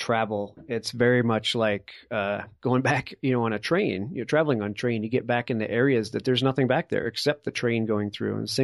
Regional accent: East Coast, United States; moved away; I grew up on the East Coast, and all I remember is the darn rock walls everywhere

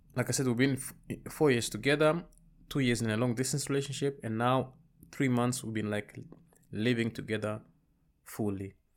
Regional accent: Amsterdam, North Holland, Netherlands; also born or lived in Rwanda / Congo / Zambia; I grew up in the Netherlands mostly. Amsterdam, to be specific.

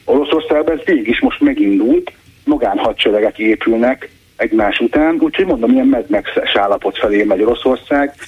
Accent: Hungary; én, mint magyar állampolgár

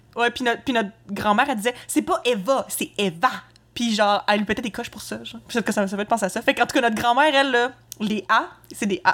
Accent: Quebec City, Quebec, Canada; je suis née à Québec j'ai grandi là

